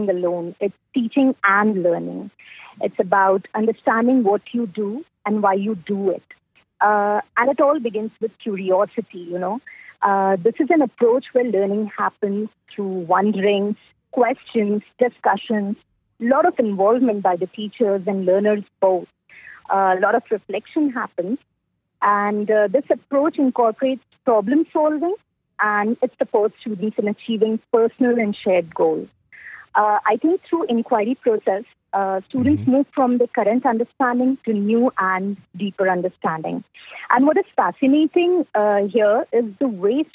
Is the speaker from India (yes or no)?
yes; India; I'm from India